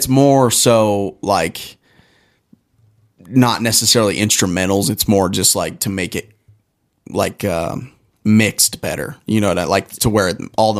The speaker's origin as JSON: {"language": "English", "town": "Pueblo", "region": "Colorado", "country": "United States", "tie": "born or raised there", "said": "I'm from Pueblo."}